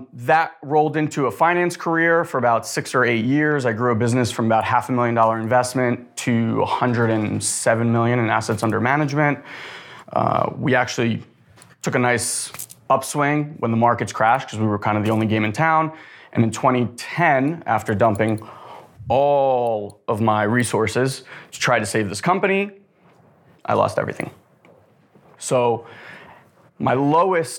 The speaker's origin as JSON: {"language": "English", "country": "Israel", "tie": "born or raised there", "moved": "yes", "said": "I was born in Israel to immigrated here in 89, was very, very poor"}